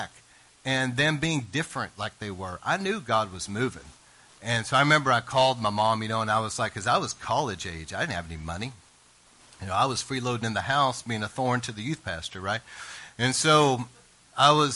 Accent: East Texas, United States; I was raised in East Texas

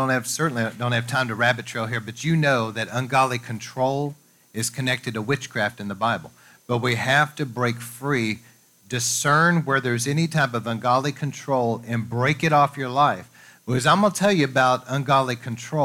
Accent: United States; we grew up here in America

